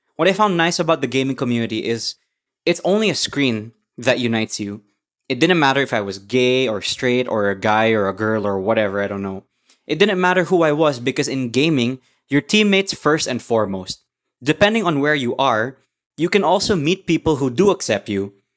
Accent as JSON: {"language": "English", "country": "Philippines", "tie": "born or raised there", "said": "I grew up in the Philippines"}